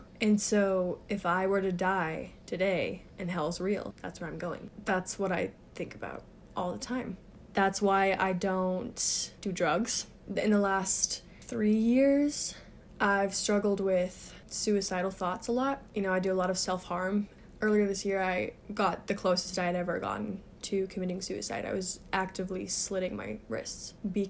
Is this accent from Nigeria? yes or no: no; Germany; I grew up in Germany, but I was just a basic goody two-shoes kid.